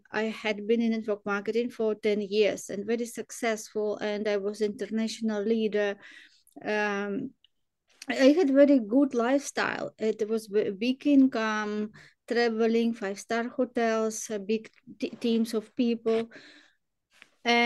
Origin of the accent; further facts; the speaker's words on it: Ukraine; Ukraine, I'm from Ukraine